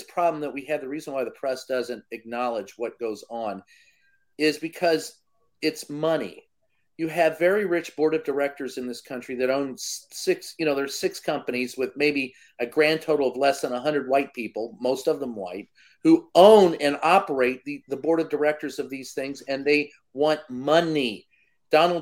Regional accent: Louisville, Kentucky, United States; my hometown of a family-owned newspaper. It was the Courier-Journal, Louisville Times

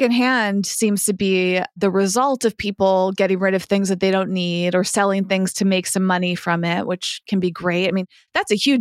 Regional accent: Massachusetts, United States; now in Los Angeles, United States; when I grew up in Massachusetts.

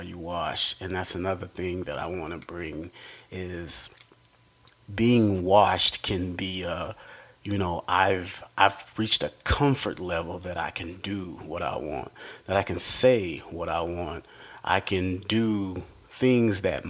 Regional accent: Denver, Colorado, United States; I am from here, Denver, Colorado, Park Hill

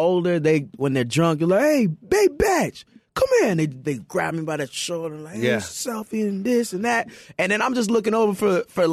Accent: Canada; moved away; My parents are Jamaican. I was born in Canada

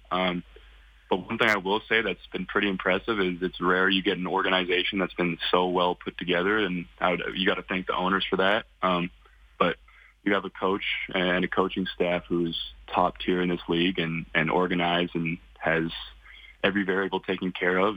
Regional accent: Kelowna, British Columbia, Canada; I'm from Kelowna, British Columbia. Um, raised my whole life there.

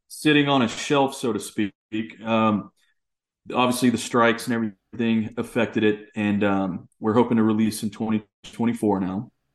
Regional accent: East Texas, United States; growing up in Texas

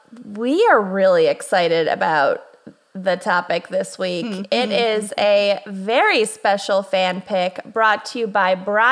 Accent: Kenya; now in United States; Fuck it, whatever. I'm Kenyan.

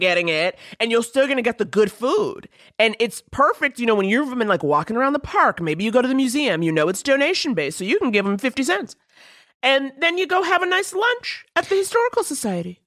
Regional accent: New York City, New York, United States; I grew up in Harlem

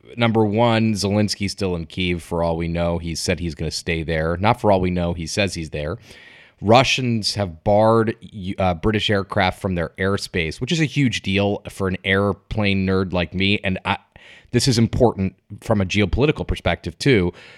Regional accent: Connecticut, United States; I'm from Connecticut.

